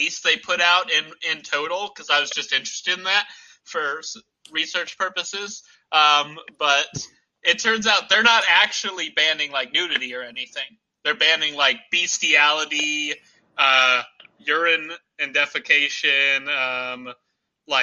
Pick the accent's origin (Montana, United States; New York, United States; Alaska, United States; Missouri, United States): Missouri, United States; Hollister; I grew up just in Branson across the river in Hollister